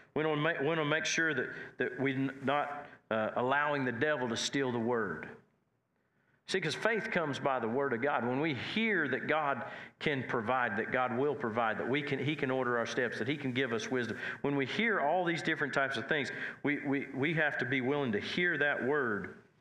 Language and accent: English; Nash and Watonga area, Oklahoma, United States; I was more from Nash and, and Watonga area